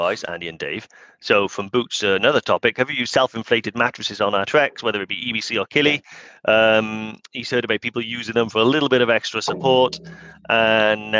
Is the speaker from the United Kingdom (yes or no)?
yes; Newport, Wales, United Kingdom; accent: South Walian; growing up in Newport, I say Adidas